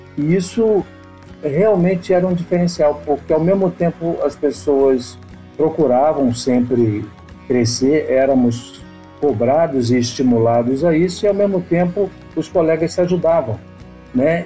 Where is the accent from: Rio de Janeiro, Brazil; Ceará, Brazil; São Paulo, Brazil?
Rio de Janeiro, Brazil; eu nasci eh, no Rio e tive uma formação, embora, embora um breve período morei numa parte do Rio que eh, por cinco anos, que era considerado na época zona rural